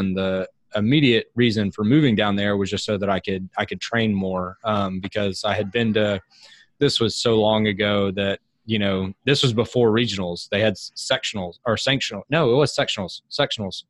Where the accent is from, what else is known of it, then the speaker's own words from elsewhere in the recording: Huntsville, Alabama, United States; now in Birmingham, United States; I grew up in Huntsville